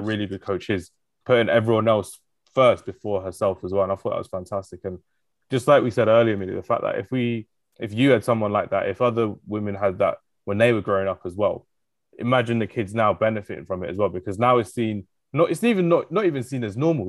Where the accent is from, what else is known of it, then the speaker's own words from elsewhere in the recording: England, United Kingdom; I'm like one of the only English person, English people in the country